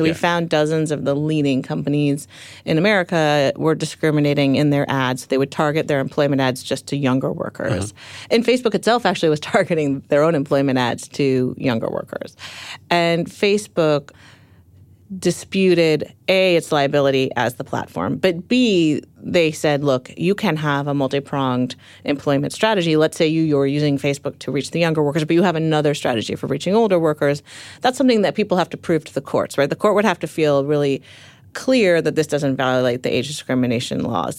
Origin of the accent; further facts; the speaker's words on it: Palo Alto, California, United States; Yeah, I grew up in Palo Alto, and Steve Jobs was, you know, a neighbor